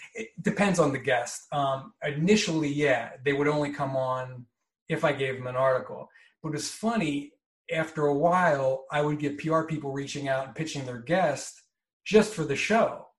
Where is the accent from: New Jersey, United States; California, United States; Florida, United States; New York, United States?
New Jersey, United States; moved away as an adult; also born or lived in Chicago / Milwaukee / Phoenix; now in Los Angeles, United States; I'm from New Jersey, born and raised